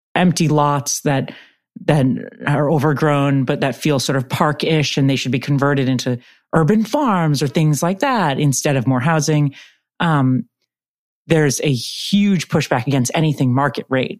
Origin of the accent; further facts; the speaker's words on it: San Francisco, California, United States; I grew up in San Francisco